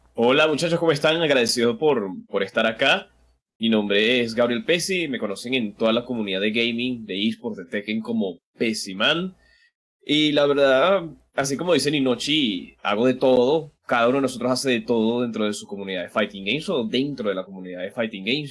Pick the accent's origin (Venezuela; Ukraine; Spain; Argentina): Venezuela; como diríamos acá en Venezuela